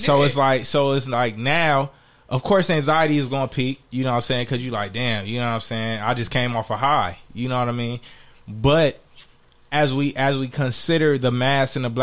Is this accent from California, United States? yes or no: yes; Inglewood, California, United States; I grew up in Inglewood.